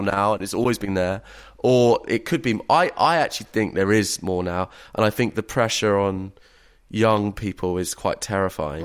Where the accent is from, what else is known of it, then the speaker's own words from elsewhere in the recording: England, United Kingdom; as a English middle class man